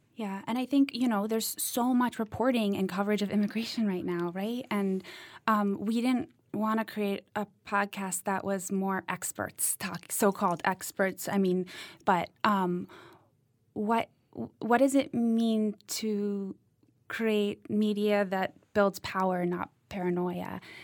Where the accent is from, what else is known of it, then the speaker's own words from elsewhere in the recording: Cambridge, Massachusetts, United States; moved away as an adult; also born or lived in Eastern Kentucky; I grew up in Cambridge, Massachusetts